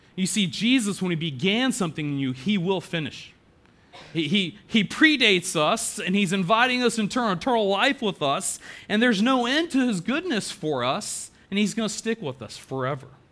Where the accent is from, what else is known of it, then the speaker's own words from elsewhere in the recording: Chapel Hill, North Carolina, United States; I was so excited to come back home and plant a church in downtown